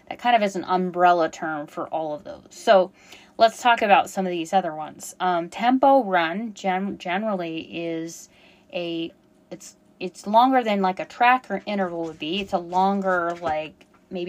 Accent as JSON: {"language": "English", "region": "Colorado", "country": "United States", "tie": "born or raised there", "said": "I grew up in Colorado"}